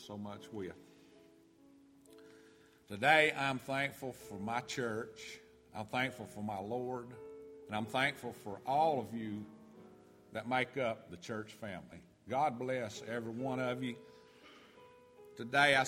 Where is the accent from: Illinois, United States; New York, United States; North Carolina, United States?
North Carolina, United States; now in Georgia, United States; I was born and raised in North Carolina in the mountains